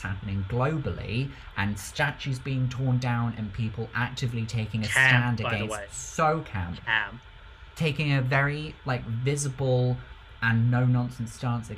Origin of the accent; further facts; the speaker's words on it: United Kingdom; as a Brit